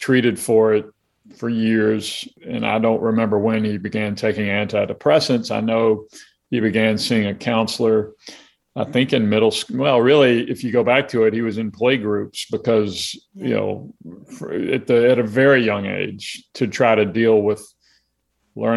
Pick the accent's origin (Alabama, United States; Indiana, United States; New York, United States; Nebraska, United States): Alabama, United States; I grew up in Alabama